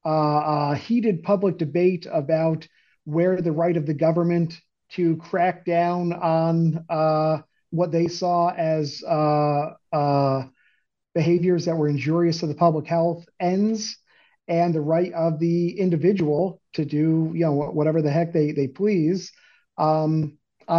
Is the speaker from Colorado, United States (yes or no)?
no; Beacon, New York, United States; Upstate New York, about an hour north of the city, in a small city called Beacon.